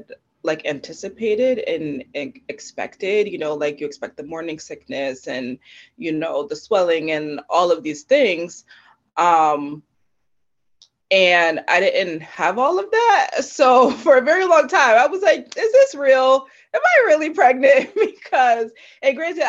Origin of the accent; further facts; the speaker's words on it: Connecticut, United States; I was born and raised in Connecticut. I've always lived here, not moved away